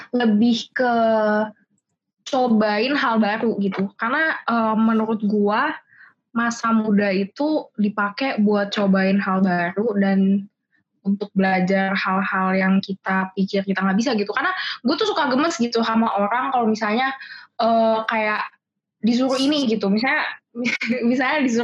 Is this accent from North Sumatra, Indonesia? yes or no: no; Cilegon, Banten, Indonesia; jadi gue bukan orang Jakarta gue orang Cilegon